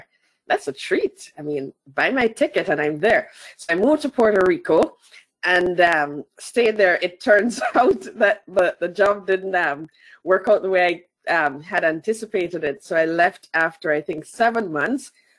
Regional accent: Jamaica; I started in Jamaica. So I'm Jamaican, first and foremost. Let me put that on the table. And so I was born and bred in Jamaica, including all the way up to university and my first job.

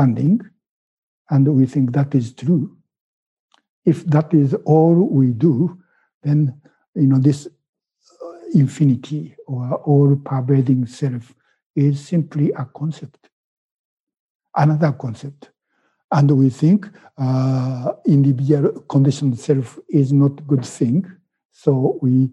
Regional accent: Japan; first language Japanese; English is a second language; moved away as an adult; now in United States; my thinking is still in Japanese, because I was born in Japan and I was educated in Japanese school system.

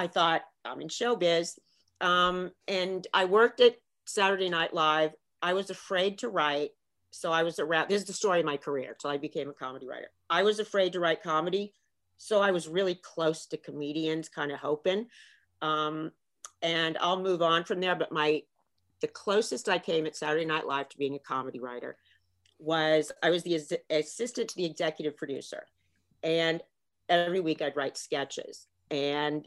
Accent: Marion County, Indiana, United States; moved away as an adult; I grew up in Indiana. I don't like to brag, but Marion County, Indiana

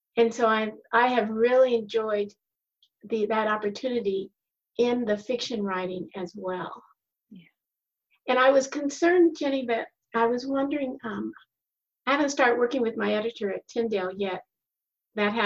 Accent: Colorado, United States; I grew up in Colorado

